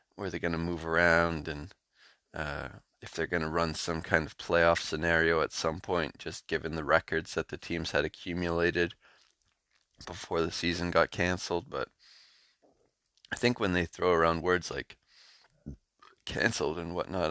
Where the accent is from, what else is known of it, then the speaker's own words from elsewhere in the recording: Canada; I'm Canadian